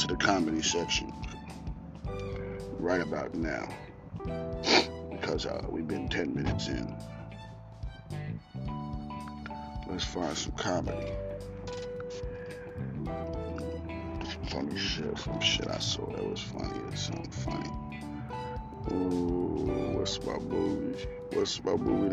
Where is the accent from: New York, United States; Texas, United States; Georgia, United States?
New York, United States; New York City; My hometown, I mean, my borough, Queens